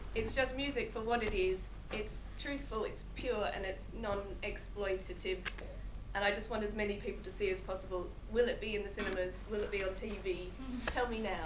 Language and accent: English; Australia; I'm also from Australia, and I'm a teacher as well.